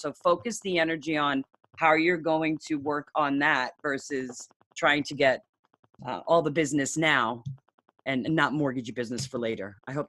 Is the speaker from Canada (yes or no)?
no; New York, United States; moved away; But I'm from New York originally, and I live in Northern.